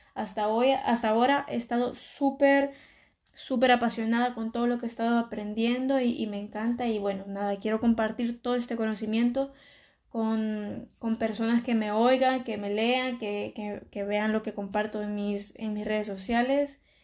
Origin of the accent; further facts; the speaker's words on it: El Salvador; moved away as an adult; now in Barcelona, Spain; soy de El Salvador, pero vivo en, Barcelona. Y bueno, yo cuando aún vivía en El Salvador y estaba estudiando en el colegio